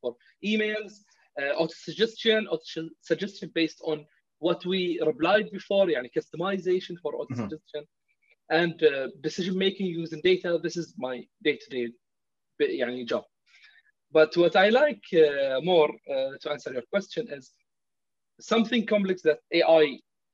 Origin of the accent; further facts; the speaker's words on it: Kuwait; now in Bahrain; I'm from Bahrain, obviously. I don't know if you know that, but I have been raised in Kuwait.